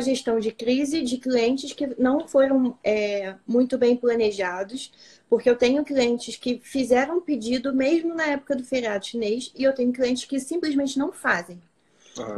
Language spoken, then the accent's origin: Portuguese; Rio de Janeiro, Brazil; a gente é carioca